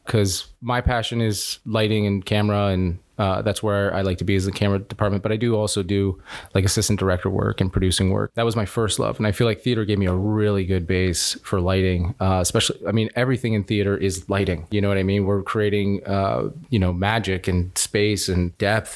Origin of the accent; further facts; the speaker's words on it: Youngstown, Ohio, United States; I'm originally from Youngstown, Ohio. So I did a lot of stuff at the Youngstown Playhouse